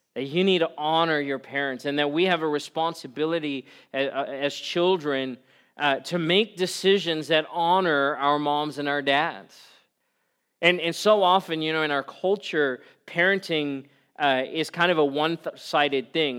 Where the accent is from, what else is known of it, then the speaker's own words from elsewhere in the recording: South Africa; I was eight years old. Growing up in South Africa